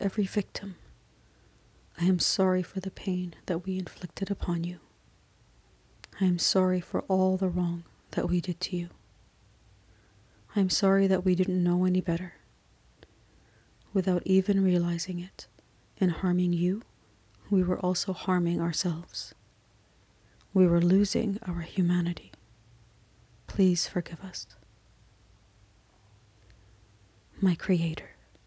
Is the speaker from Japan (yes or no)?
no; Canada; I am Canadian